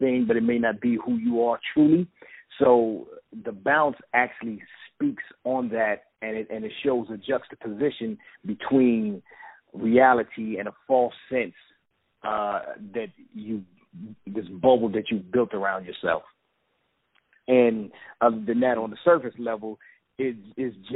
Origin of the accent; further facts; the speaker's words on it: East St. Louis, Illinois, United States; I'm from East St. Louis, Illinois, which is right across the bridge from St. Louis, Missouri.